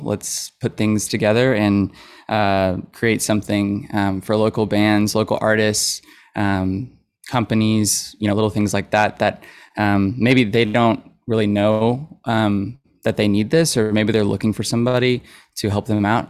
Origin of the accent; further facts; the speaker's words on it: Fayetteville, Arkansas, United States; I grew up in Fayetteville